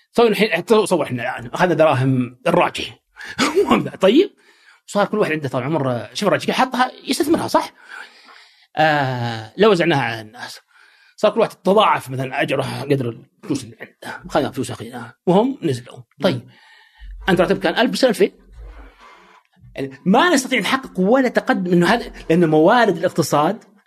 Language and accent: Arabic; Saudi Arabia; also born or lived in United States; عندنا في السعوديه